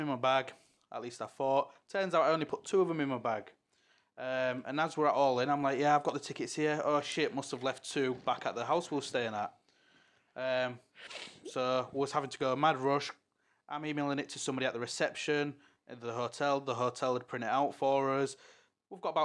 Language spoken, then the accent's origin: English; Hull, Yorkshire and the Humber, United Kingdom; accent: Hull; our accent had got voted the worst accent in the UK